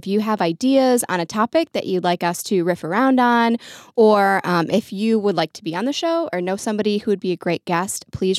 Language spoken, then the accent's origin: English; Ireland; I was raised that way. I'm Irish, you know, always expect the worst and hope for the best.